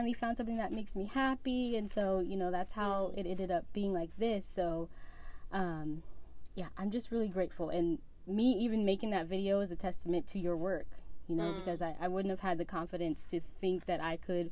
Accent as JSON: {"language": "English", "town": "San Diego", "region": "California", "country": "United States", "said": "I'm from San Diego."}